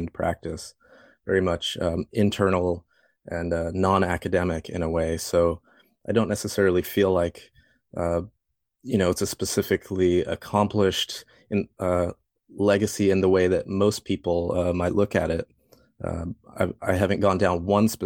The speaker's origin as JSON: {"language": "English", "town": "Fort Collins", "region": "Colorado", "country": "United States", "tie": "born or raised there", "moved": "yes", "said": "I grew up in Fort Collins, and I was always an artist"}